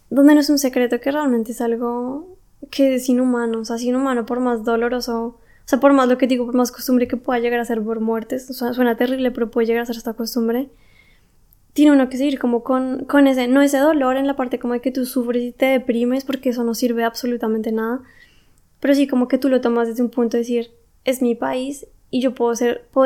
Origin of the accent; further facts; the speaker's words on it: Colombia; now in Germany; si no funcionan aquí las cosas en Alemania, me tengo que volver a mi país porque aún así soy colombiana. O sea, es mi país. Y también es mi familia la que está allá